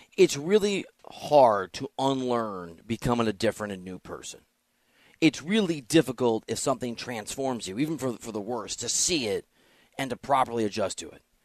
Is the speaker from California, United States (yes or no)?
no; Dubuque, Iowa, United States; now in Los Angeles, United States; I grew up in Iowa.